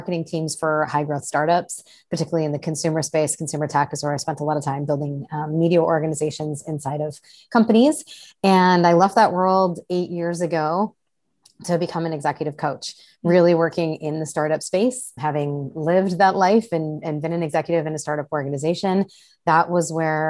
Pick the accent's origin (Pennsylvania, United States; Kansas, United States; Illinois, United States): Illinois, United States; Chicago; moved away as an adult; also born or lived in Southern California / Arizona; now in Seattle, United States; I grew up in the Chicago area, spent a handful of years living in Southern California, went back to Chicago